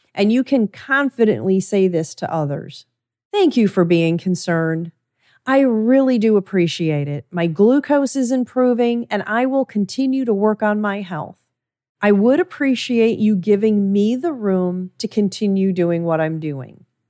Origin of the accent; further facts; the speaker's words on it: Midwest, United States; I was raised in the Midwest